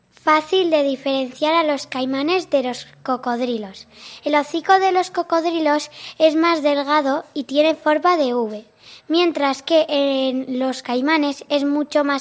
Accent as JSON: {"language": "Spanish", "town": "San Sebastián", "region": "Basque Country", "country": "Spain", "said": "Mi familia es de Ecuador y yo soy de San Sebastián."}